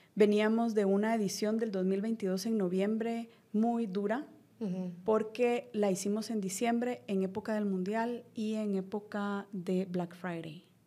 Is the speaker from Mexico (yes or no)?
no; Guatemala; como guatemaltecos